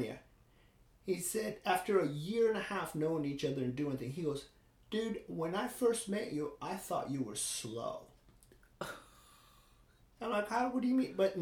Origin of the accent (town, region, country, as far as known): İzmir, Turkey; born or raised there; now in United States